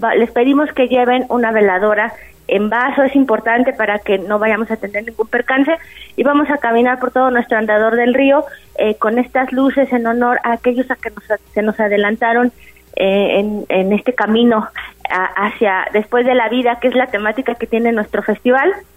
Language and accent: Spanish; Mexico; es una característica de todos nosotros como, como mexicanos